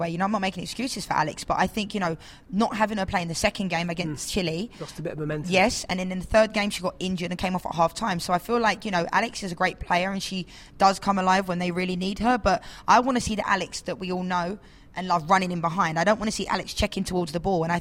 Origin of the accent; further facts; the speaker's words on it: England, United Kingdom; I'm from England.